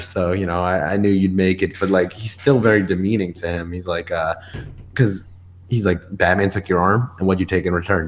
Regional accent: New York, United States; I'm from New York

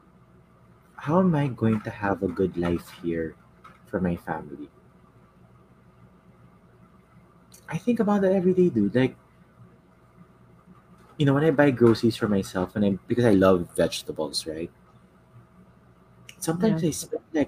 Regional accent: Philippines; I am Filipino

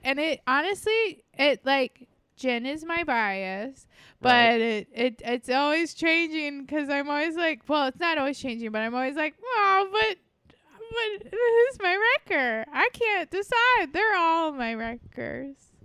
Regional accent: Port Canaveral, Florida, United States; Port Canaveral, um, which is my hometown

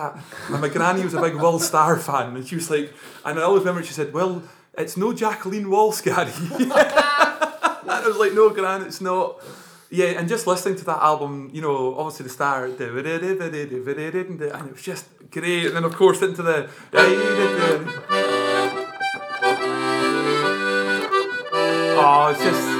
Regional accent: West Coast of Scotland, United Kingdom; growing up in the West Coast, you're basically sort of submerged in West

